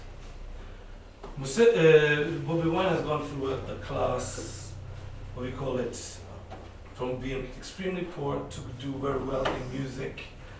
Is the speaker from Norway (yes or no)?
yes; Bergen, Vestland, Norway; also born or lived in Uganda; I grew up in Bergen.